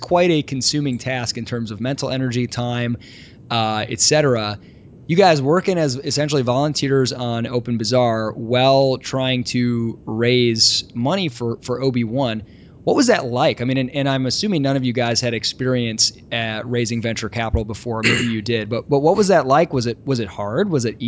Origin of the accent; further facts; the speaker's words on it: Kalamazoo, Michigan, United States; I'm from Kalamazoo, so the same neck of the woods.